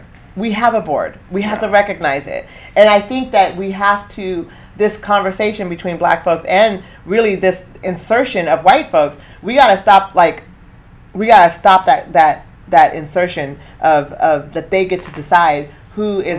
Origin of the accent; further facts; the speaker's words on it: Eugene, Oregon, United States; I'm coming from Eugene.